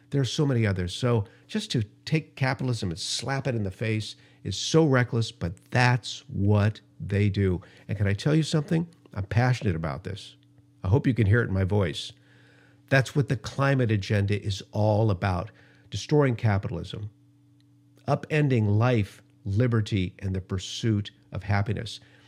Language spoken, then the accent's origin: English; Los Angeles, California, United States; also born or lived in Denver; I remember growing up in Los Angeles in the 60s. The smog was so thick, I would literally have asthma attacks as a young kid. We moved for a couple of years to Denver, Colorado